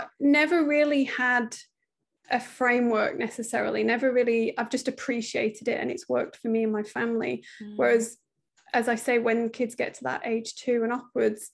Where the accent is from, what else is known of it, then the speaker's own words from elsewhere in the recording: United Kingdom; accent: British; moved away as an adult; from the accent, you can tell we're British, but we live over here. We moved just before the pandemic